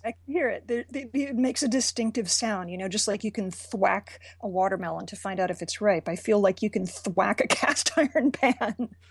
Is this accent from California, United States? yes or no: no; Richmond, Virginia, United States; moved away; Richmond, Virginia, my hometown